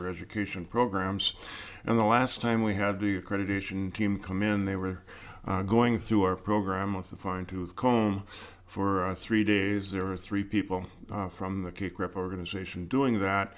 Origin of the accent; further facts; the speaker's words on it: Cloquet, Minnesota, United States; I grew up in Cloquet, Minnesota, and I played hockey and football there